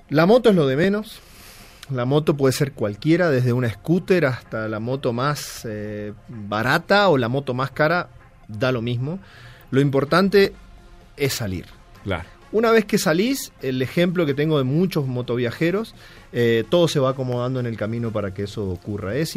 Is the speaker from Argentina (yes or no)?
yes; Argentina; moved away as an adult; Eh, y yo me vine rodando de Argentina en el año 2009, te digo, fin del 2009.